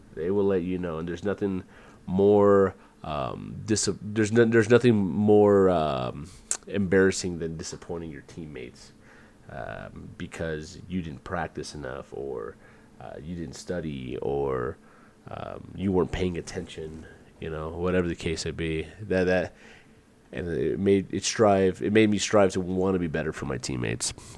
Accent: United States; moved away as an adult; also born or lived in Virginia / Georgia / San Antonio, Texas / Puerto Rico (family); I grew up in Virginia and Georgia

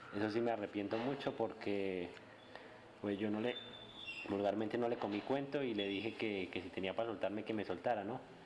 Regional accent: Bogotá, Colombia; soy de acá de Bogotá, del barrio Galán, La Francia más exactamente.

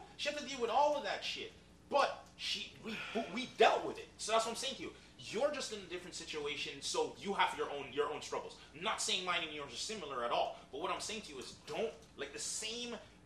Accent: Jamaica; moved away; When I grew up in Jamaica

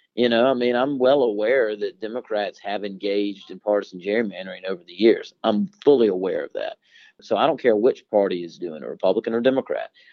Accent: Harris County, Georgia, United States; I'm from Harris County, Georgia, uh, which is on the western border of the state

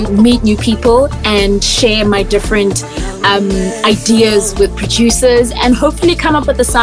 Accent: South Africa; as a South African

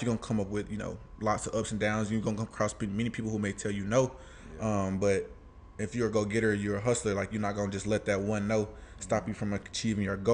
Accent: Atlanta, Georgia, United States; born or raised there; also born or lived in Alabama

